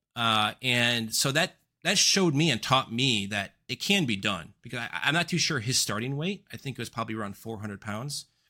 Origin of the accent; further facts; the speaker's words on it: suburbs just west of Chicago, Northern Illinois, United States; I was raised in Northern Illinois, uh, suburbs just west of Chicago